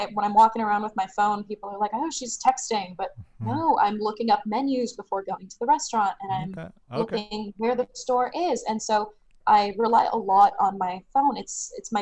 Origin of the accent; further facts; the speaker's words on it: Sudbury, Ontario, Canada; now in Ottawa, Canada; I grew up north in Sudbury.